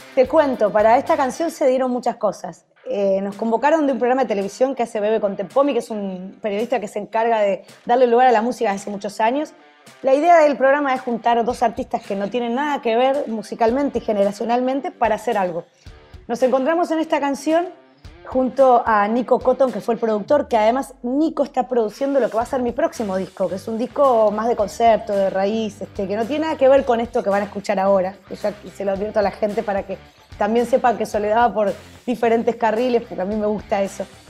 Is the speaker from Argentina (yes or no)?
yes; Argentina; Para el argentino, esto, eh, obviamente a veces nos cansamos